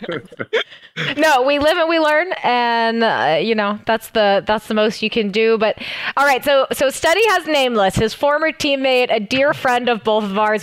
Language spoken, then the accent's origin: English; Seattle, Washington, United States; Seattle Surge, my hometown team